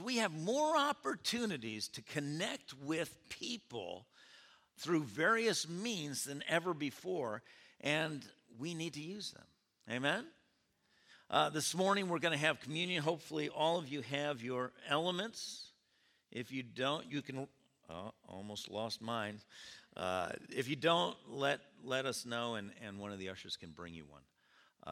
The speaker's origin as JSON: {"language": "English", "town": "Rome", "region": "New York", "country": "United States", "also_born_or_lived": "California", "said": "come home to Rome to, uh, visit my parents"}